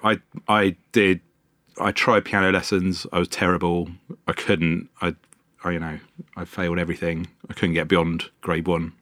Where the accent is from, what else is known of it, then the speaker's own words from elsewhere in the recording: London, United Kingdom; I grew up in Wembley, North London